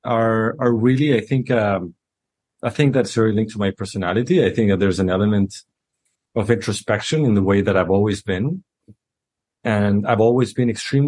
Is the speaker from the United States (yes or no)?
no; Chile; I am from Chile in Latin America